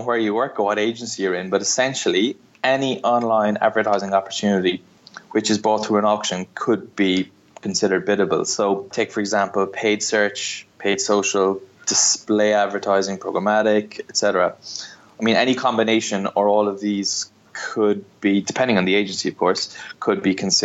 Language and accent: English; Ireland; accent: Irish; moved away as an adult; also born or lived in Barcelona; now in London, United Kingdom; I'm from Ireland, but I moved to London nearly 5 years ago. Moved here from Barcelona